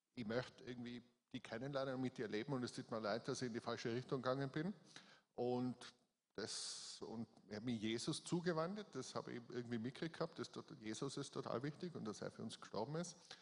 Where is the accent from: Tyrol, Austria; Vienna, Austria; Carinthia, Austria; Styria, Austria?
Tyrol, Austria; Innsbruck; accent: Tyrolean; also born or lived in Hall in Tirol; ich bin in Innsbruck geboren